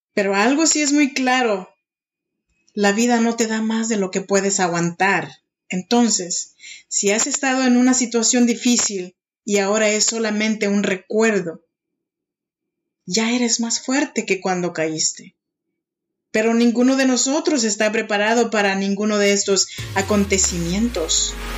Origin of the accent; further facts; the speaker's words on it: Oaxaca, Mexico; now in Sacramento, United States; Yo soy mexicana y soy oaxaqueña